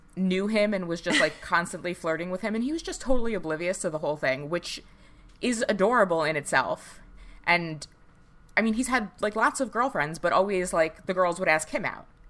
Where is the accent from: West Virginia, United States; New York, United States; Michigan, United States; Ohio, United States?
New York, United States; New York City; accent: Staten Island; moved away